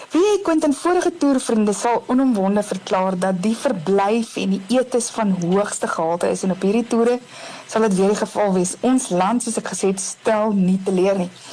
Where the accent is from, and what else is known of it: South Africa